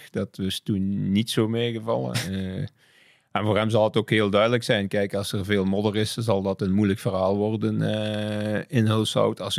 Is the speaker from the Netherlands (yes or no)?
no; Flanders, Belgium; is dat een beetje, ging dat niet, niet verder en zijn we op, alleen als Vlamingen verder gegaan.